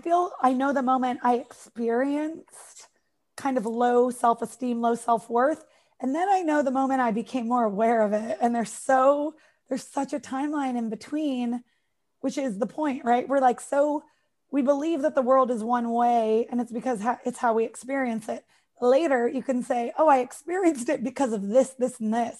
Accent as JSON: {"language": "English", "country": "United States", "accent": "American", "said": "from America"}